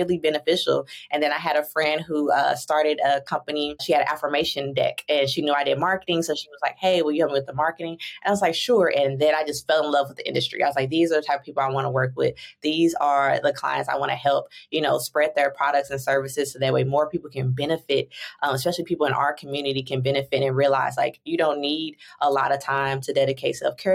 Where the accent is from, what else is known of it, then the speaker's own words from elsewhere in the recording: St. Louis, Missouri, United States; moved away as an adult; also born or lived in Chicago, Illinois; now in San Diego, United States; I was born and raised in St. Louis, Missouri